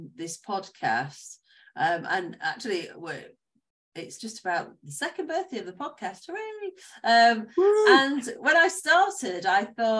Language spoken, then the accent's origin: English; Chichester, South East England, United Kingdom; We've got a place in my hometown here, Chichester